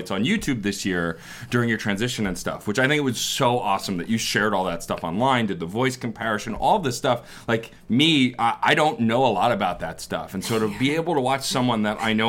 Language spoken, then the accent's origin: English; New York City, New York, United States; I grew up in Staten Island.